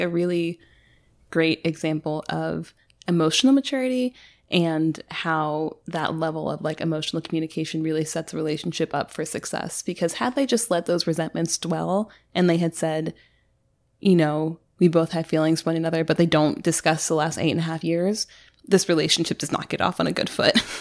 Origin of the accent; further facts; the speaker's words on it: United States; We're American